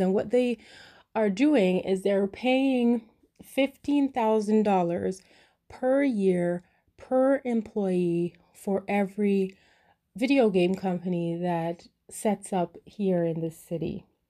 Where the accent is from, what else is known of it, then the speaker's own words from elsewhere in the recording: Canada; first language English; I was born in Canada and I speak English as a first language.